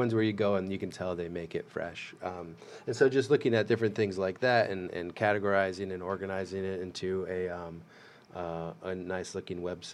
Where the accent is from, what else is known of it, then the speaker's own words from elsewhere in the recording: United States; I grew up in the Quad Cities